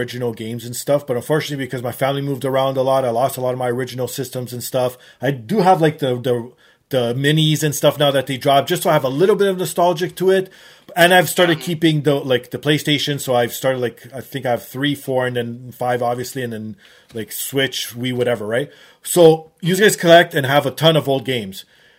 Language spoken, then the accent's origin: English; Toronto, Ontario, Canada; I am from Toronto